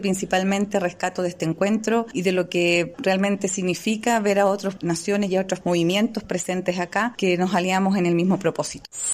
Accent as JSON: {"language": "Spanish", "country": "Chile"}